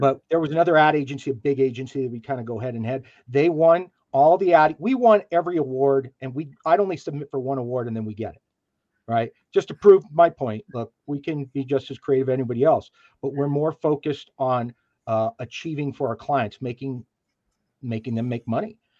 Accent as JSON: {"language": "English", "region": "New Mexico", "country": "United States", "tie": "born or raised there", "moved": "as an adult", "said": "I'm I'm 13th generation New Mexican."}